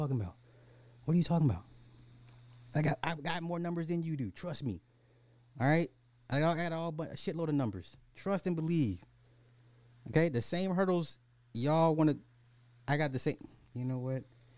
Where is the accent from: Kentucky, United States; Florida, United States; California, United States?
Florida, United States; Miami; I'm from Miami. Never tried it here.